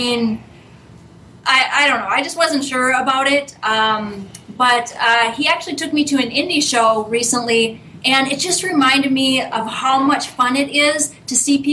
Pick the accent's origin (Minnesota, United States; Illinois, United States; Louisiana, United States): Minnesota, United States; moved away as an adult; also born or lived in Florida; I'm from Minnesota, but I moved to Florida right after high school.